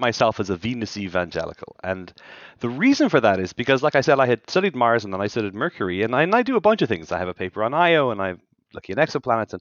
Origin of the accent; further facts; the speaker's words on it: Ireland; moved away as an adult; also born or lived in Washington, D.C.; now in St. Louis, United States; I'm from Ireland, and my wife and I moved over here 11 years ago